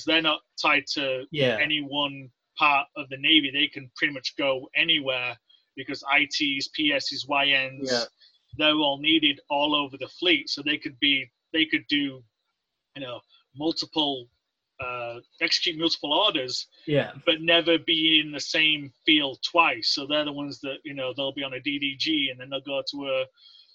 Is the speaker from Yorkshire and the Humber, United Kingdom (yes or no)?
yes; Leeds, Yorkshire and the Humber, United Kingdom; moved away as an adult; also born or lived in West Valley, Utah; now in United States; I grew up in Northern England, in a town in Northern England about, it's called Leeds